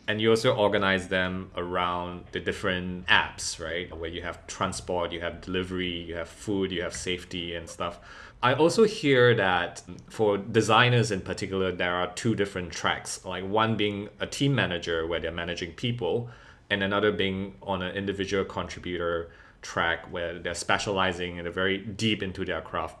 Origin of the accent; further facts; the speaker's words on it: Singapore; growing up in Singapore